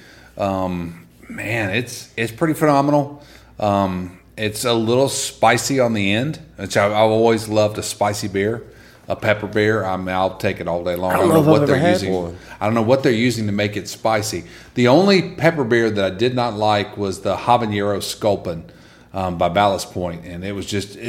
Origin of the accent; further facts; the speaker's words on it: Columbus, Mississippi, United States; growing up in Columbus, Mississippi, and working, my first job in radio was free gig.